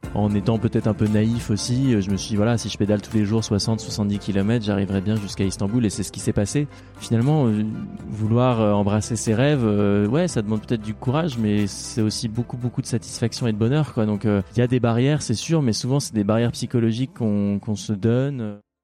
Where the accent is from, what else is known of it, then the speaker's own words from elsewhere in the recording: Normandy, France; On a grandi en Normandie